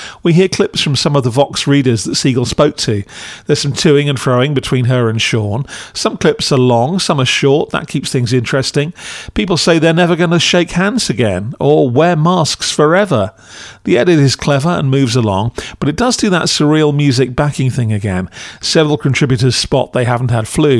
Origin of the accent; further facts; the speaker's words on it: United Kingdom; as a Brit